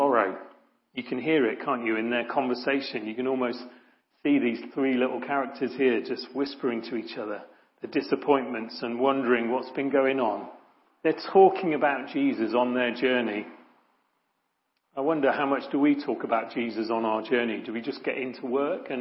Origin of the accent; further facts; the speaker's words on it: Ilfracombe, South West England, United Kingdom; As a kid, I grew up in Ilfracombe, sunny Ilfracombe, little Victorian sort of seaside place in North Devon